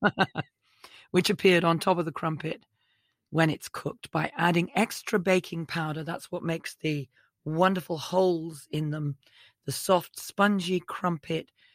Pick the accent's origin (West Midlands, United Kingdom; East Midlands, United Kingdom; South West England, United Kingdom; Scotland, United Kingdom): South West England, United Kingdom; the South and West; also born or lived in Wales; now in United States; I'm from the South and West.